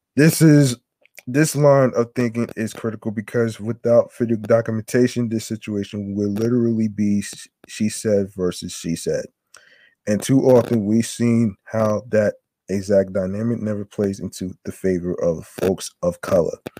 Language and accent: English; near Short Hills Mall, New Jersey, United States; I grew up near Short Hills Mall